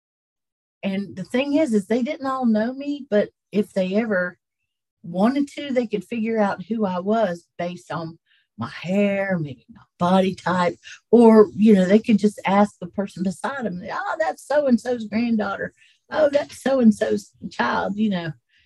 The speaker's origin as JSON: {"language": "English", "town": "Cherokee", "region": "North Carolina", "country": "United States", "tie": "born or raised there", "said": "I grew up around Unto These Hills, that outdoor play"}